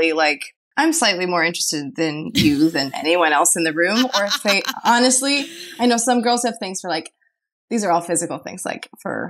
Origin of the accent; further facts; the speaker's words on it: Chicago, Illinois, United States; I'm from Chicago